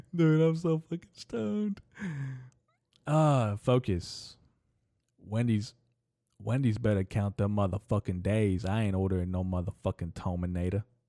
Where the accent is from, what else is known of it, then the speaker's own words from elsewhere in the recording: United States; As an American